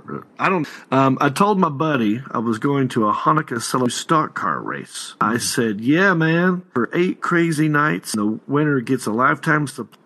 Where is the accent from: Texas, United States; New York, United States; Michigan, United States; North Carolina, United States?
North Carolina, United States; Hickory; So I'm from Hickory, North Carolina.